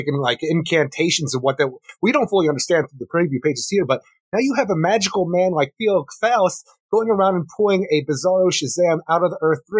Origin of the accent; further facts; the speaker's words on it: Philadelphia, Pennsylvania, United States; we're from the Philadelphia area